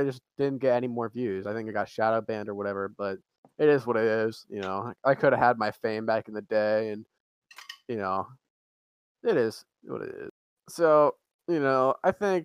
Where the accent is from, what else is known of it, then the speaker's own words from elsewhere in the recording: East Coast, United States; we're all from the East Coast